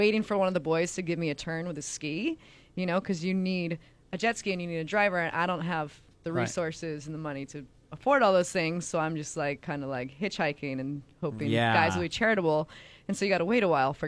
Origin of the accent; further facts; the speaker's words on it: Kauai, Hawaii, United States; I grew up in Hawaii and I grew up on Kauai